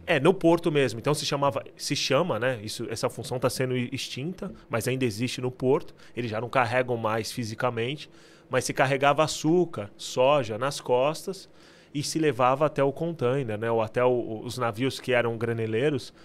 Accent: Santos, São Paulo, Brazil; moved away as an adult; now in United Kingdom; Eu nasci em Santos, então, a minha cidade natal, né? É onde eu nasci.

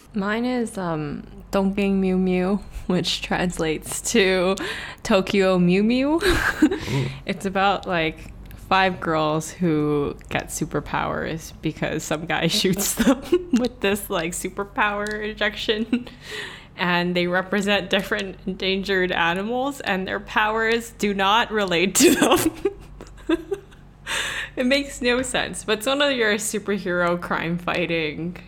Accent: Hong Kong; moved away as an adult; also born or lived in Kingston, Ontario / Guelph, Ontario; I was born and raised in Hong Kong. I grew up here, and then I moved to Canada at 18 years old

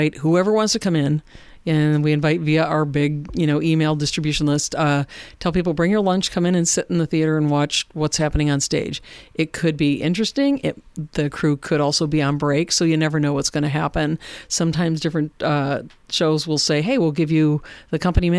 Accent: Warsaw, New York, United States; I grew up in Warsaw, New York, and that's where I live now.

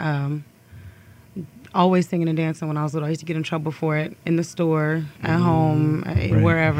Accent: Columbus, Ohio, United States; I grew up in Columbus.

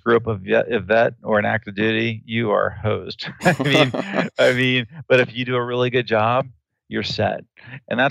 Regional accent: Northern Virginia, United States; born or raised there; also born or lived in Bangkok, Thailand

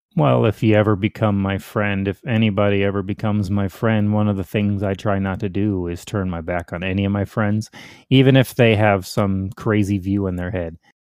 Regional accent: Hinsdale, Illinois, United States; also born or lived in Indiana; now in Texas, United States; I was born in Hinsdale, Illinois, um, but I've been all over Chicago, mainly northern Illinois, into Indiana

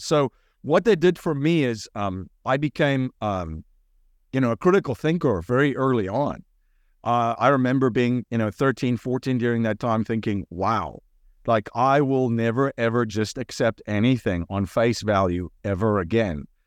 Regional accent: South Africa; moved away as an adult; now in United States; I grew up in, in South Africa

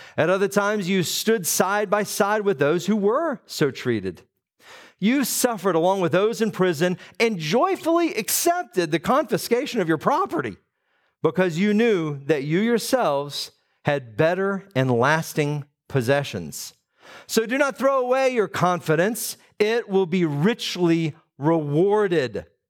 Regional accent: Atlanta, Georgia, United States; I grew up in Metro Atlanta

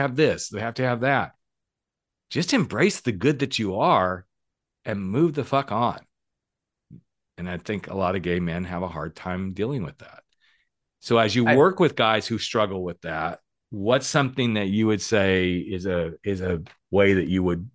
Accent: United States; moved away; also born or lived in Oklahoma / Texas; I grew up in Oklahoma, Texas, all those lovely states

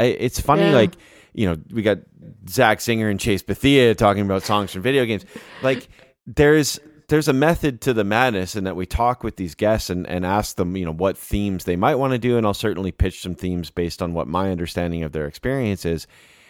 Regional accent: Canada; being Canadian, there's at least a little bit of a kinship there.

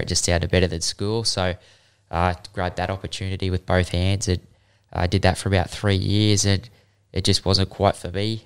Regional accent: Queensland, Australia; also born or lived in Sydney; I'm a Queenslander.

